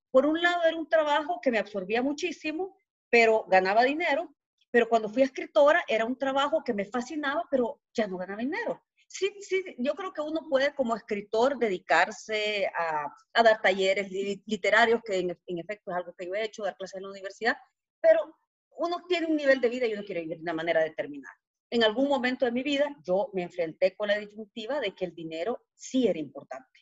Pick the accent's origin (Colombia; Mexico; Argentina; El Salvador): El Salvador; moved away as an adult; now in Guatemala; Soy salvadoreña, ¿verdad? Eh, nací en Salvador